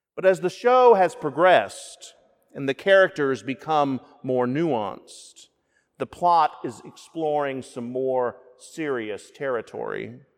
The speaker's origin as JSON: {"language": "English", "region": "the South", "country": "United States", "said": "Being a Southerner"}